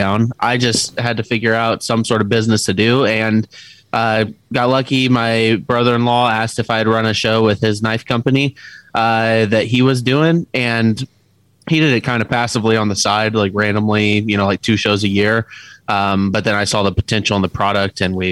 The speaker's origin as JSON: {"language": "English", "region": "Missouri", "country": "United States", "said": "I'm from Missouri"}